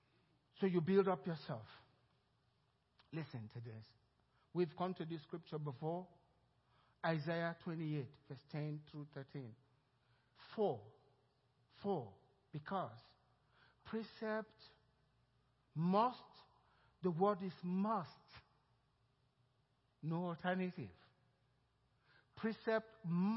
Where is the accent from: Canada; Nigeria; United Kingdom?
Nigeria; now in Cypress, United States; The way I was raised in Nigeria speaking broken English.